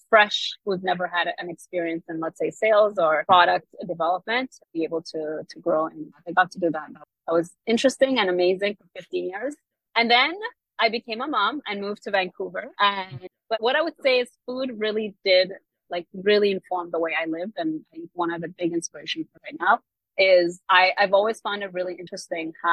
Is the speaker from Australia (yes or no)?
no; Kenya; I am Kenyan